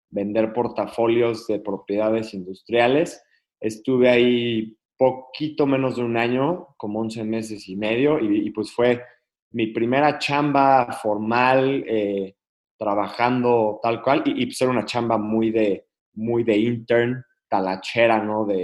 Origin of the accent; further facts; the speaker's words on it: Querétaro, Mexico; Yo soy de Querétaro, pero siempre he vivido en diferentes lugares de la República, por, sobre todo por el trabajo de mi papá.